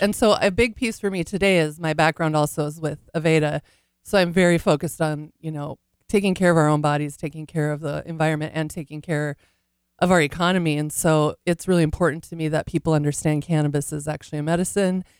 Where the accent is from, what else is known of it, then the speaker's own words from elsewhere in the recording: North Dakota, United States; moved away; also born or lived in California; I grew up in North Dakota